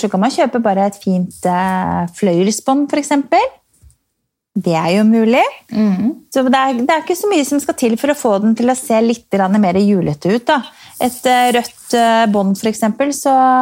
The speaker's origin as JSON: {"language": "Norwegian", "town": "Strømmen", "region": "Akershus", "country": "Norway", "said": "Jeg er fra Strømmen"}